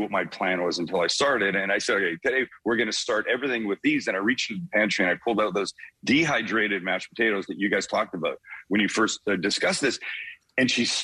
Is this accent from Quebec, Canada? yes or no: no; Vancouver, British Columbia, Canada; accent: Canadian; moved away; I'm from Vancouver, West Coast, prettiest part of the country, we think.